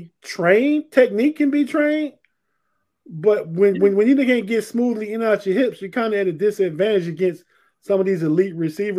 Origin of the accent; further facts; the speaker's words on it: Ohio, United States; We grew up in Ohio. We Buckeye fans.